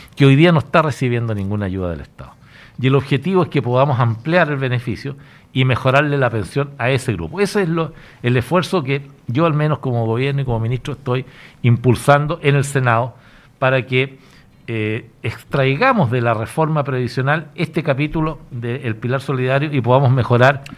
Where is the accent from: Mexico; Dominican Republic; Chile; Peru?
Chile; el Estado somos todos los chilenos